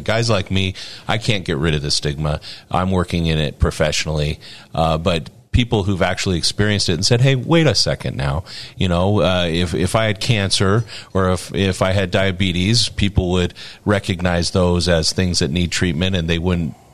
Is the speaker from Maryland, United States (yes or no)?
no; Morgan, Utah, United States; I'm from Morgan